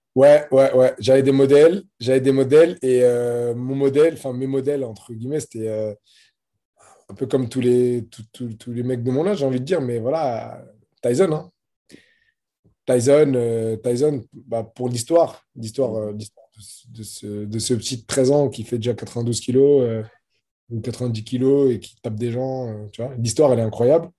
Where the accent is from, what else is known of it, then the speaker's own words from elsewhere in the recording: France; je suis combattant de MMA, euh, franco-marocain